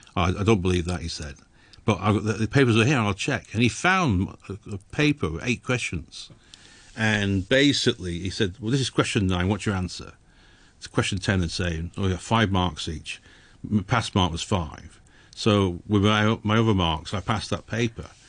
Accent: England, United Kingdom; moved away as an adult; I was born in England

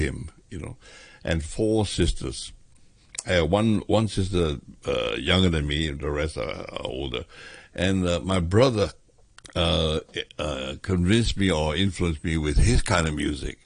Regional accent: Hong Kong; I was born in Hong Kong, in Wan Chai Road, which I remember exactly the number 100

